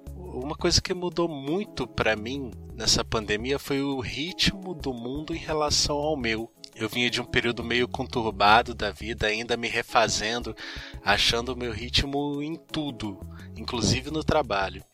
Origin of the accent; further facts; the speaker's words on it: Rio de Janeiro, Brazil; sou do Rio de Janeiro, talvez deva para perceber pelo sotaque